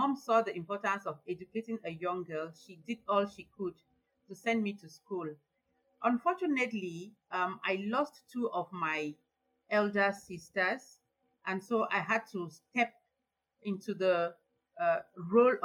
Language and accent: English; Northwest Region, Cameroon; I was born and bred in a small village in the northwest region of Cameroon.